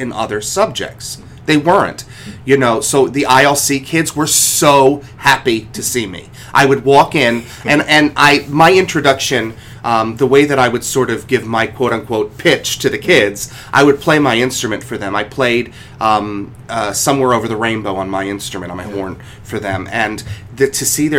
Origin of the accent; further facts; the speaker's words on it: Cleveland, Ohio, United States; where I grew up in Cleveland, Ohio, I was 4 years old